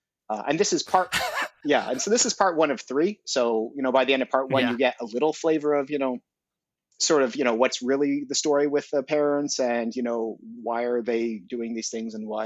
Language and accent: English; Montreal, Quebec, Canada; now in Toronto, Canada; I'm based out of Toronto. I'm originally from Montreal